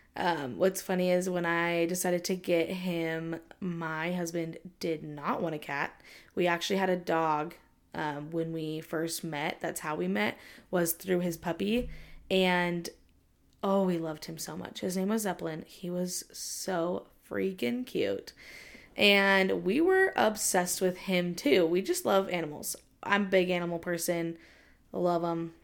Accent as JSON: {"language": "English", "region": "Southern California", "country": "United States", "tie": "born or raised there", "moved": "as an adult", "lives_now": "Utah, United States", "said": "I'm originally from Southern California. I lived, I lived there for my entire life, and then I moved here to Utah for college"}